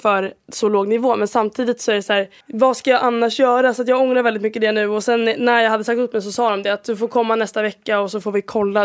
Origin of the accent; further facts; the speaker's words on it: Sweden; first language Swedish; moved away as an adult; jag är 21 år gammal, jag är från Sverige